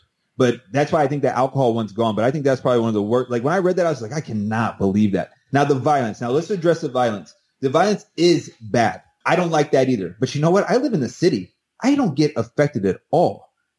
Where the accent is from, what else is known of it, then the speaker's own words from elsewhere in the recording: St. Louis, Missouri, United States; I came from St. Louis. I come from some really, really violent areas.